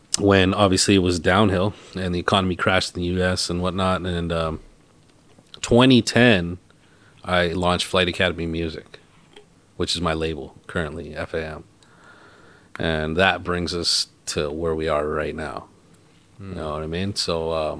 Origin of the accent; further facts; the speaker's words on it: Surrey, British Columbia, Canada; we're all from Guildford and whatnot in Surrey.